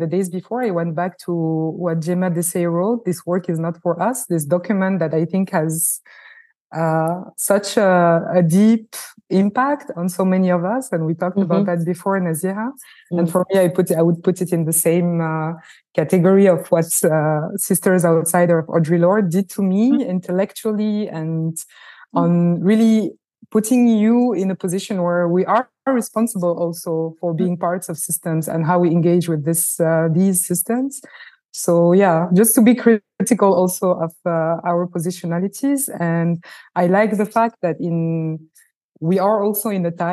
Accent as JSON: {"language": "English", "country": "France", "tie": "born or raised there", "said": "I was born in France. I was shaped also by a French and Francophone culture, first and foremost."}